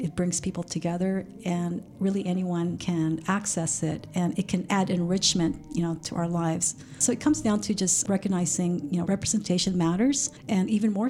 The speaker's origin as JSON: {"language": "English", "region": "California", "country": "United States", "lives_now": "Sacramento, United States", "said": "I came from the Bay Area, and I'm sure if I started this technology company, it would be a different story in the Bay Area. Yet I was brought into the Sacramento region, you know, for personal reasons, to take care of my parents."}